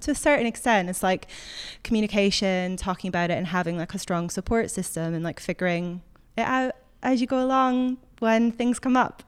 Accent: Scotland, United Kingdom; moved away

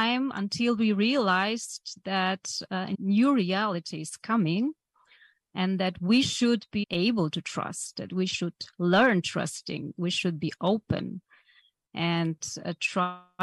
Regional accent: Poland; English is a second language; So I've been growing up in communist Poland. As you said, I was born in Poland in 1975.

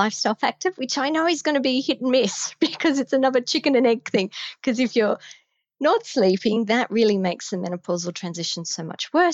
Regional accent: Australia; accent: Australian; I'm Australian

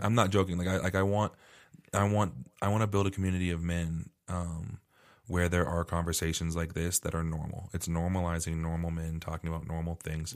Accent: Arizona, United States; moved away; I grew up in Arizona

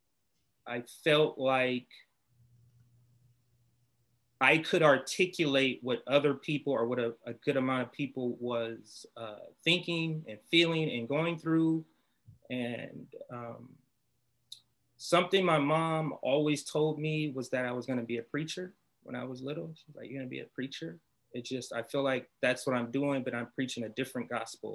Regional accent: Compton, California, United States; also born or lived in Los Angeles, United States; I grew up in Compton

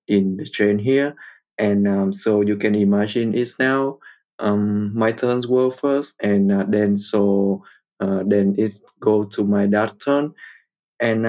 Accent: Vietnam; I am from Vietnam, and my parents were born and grew up in the north of my country

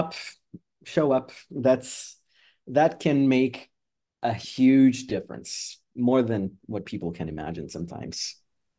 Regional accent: Canada; as a Canadian, I also have a very deep love for ….

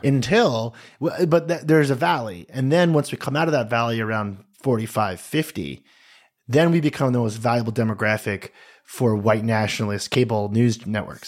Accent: United States; as an American

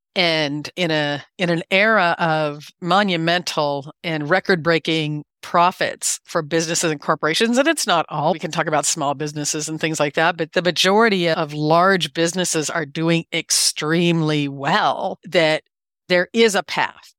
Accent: Iowa, United States; I was born and raised in Iowa

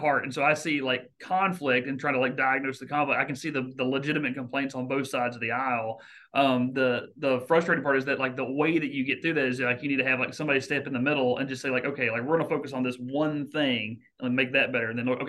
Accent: South Arkansas, United States; moved away as an adult; also born or lived in Washington; I grew up in South Arkansas, joined the Army, and now I'm in the Washington National Guard

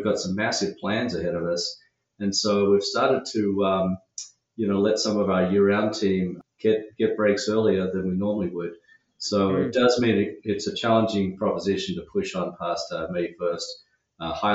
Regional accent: Sydney, New South Wales, Australia; now in Washington, United States; The accent gives it away. yeah, so I grew up in Sydney

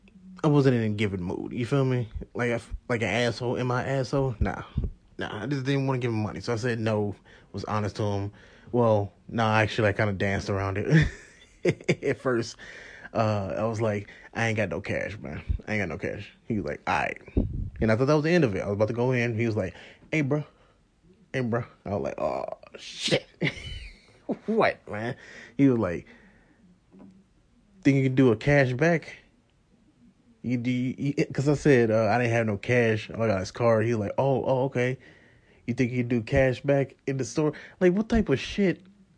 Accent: St. Louis, Missouri, United States; because how I grew up, I grew up in St. Louis.

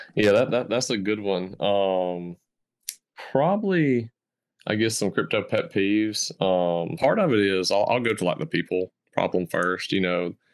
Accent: the South, Southern United States, United States; accent: Southern; I grew up in the South and, um, I call the South my home

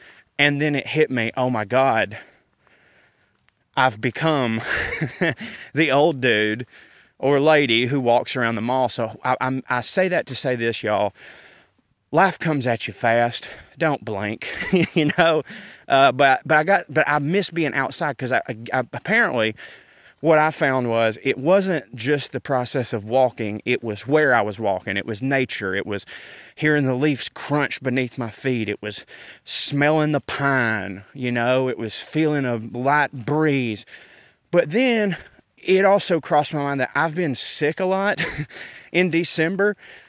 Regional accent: the South, United States; It does bother me when people assume that because I'm from the South, I'm a bigoted dum-dum.

